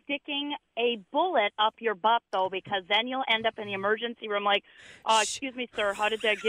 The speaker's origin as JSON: {"language": "English", "region": "Wisconsin", "country": "United States", "said": "I'm from Wisconsin."}